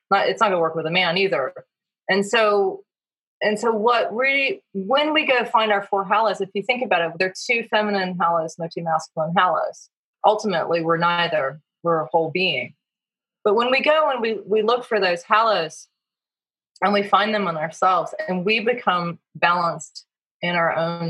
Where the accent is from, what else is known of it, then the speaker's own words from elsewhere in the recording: Virginia, United States; moved away; also born or lived in West Coast; I grew up in Virginia in the Blue Ridge Mountains